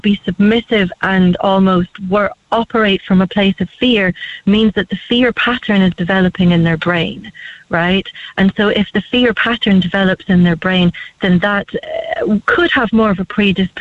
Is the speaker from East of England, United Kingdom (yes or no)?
no; Scotland, United Kingdom; I'm from Scotland